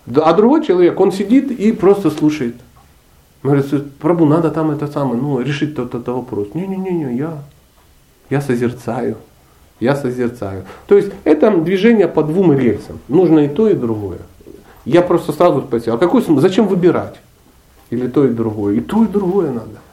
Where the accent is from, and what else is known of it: Dnipro, Dnipropetrovsk Oblast, Ukraine; born or raised there; moved away as an adult; also born or lived in Karelia / Sochi